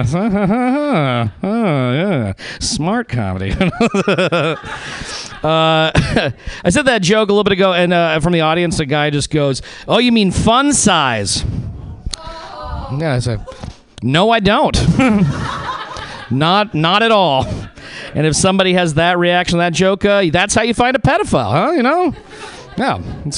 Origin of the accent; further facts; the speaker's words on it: Reno, Nevada, United States; moved away; I'm from Reno, Nevada, originally